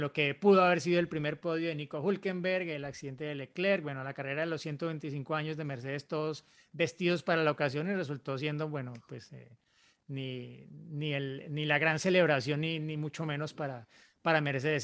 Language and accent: Spanish; Monterrey, Nuevo León, Mexico; soy de Monterrey, México